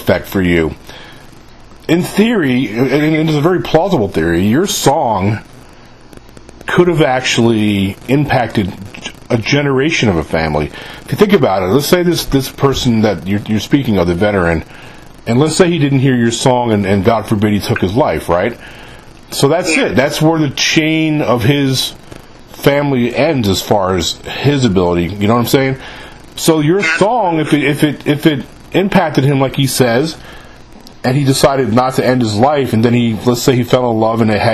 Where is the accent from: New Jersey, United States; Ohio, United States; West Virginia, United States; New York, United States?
New York, United States; moved away as an adult; now in Mississippi, United States; I live in the state of Mississippi. And I'm born and raised in New York, but I moved down here about 20 years ago